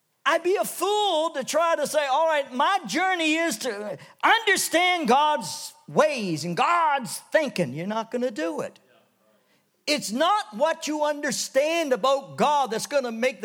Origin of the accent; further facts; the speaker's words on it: Canada; When I was a kid growing up in Canada